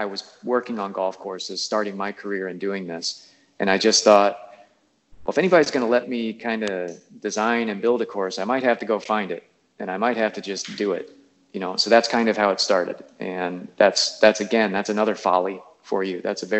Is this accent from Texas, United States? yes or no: no; Indiana, United States; moved away as an adult; now in Wisconsin, United States; So that kept us here in Wisconsin. And almost immediately, we didn't know anything about Wisconsin. We're from Indiana, but I hadn't really ever been to Wisconsin.